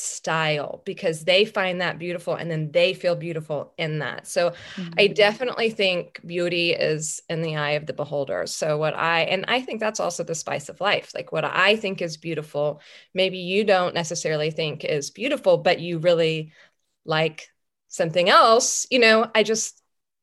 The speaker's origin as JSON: {"language": "English", "town": "Cypress", "region": "Texas", "country": "United States", "tie": "born or raised there", "said": "I grew up in Cyprus"}